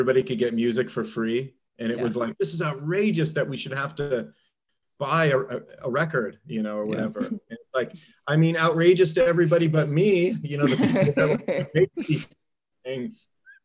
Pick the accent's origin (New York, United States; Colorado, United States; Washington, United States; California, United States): California, United States; Southern; now in Ohio, United States; I grew up in Southern California. There were no seasons.